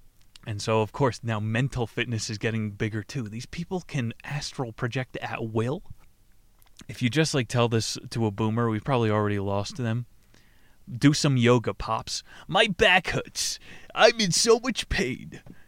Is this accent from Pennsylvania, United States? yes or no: no; California, United States; When I was a boy growing up in Southern California, the concept of physical fitness as we know it today did not yet exist.